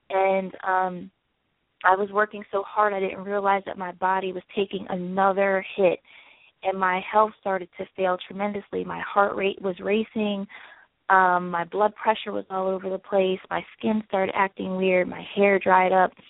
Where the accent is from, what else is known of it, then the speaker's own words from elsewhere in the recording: the South, United States; I'm from the South, and you know I grew up on biscuits and gravy